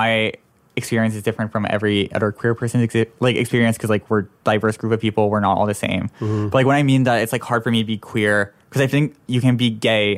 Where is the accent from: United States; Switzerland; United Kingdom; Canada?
Canada; Toronto, Ontario; moved away; I'm originally from Toronto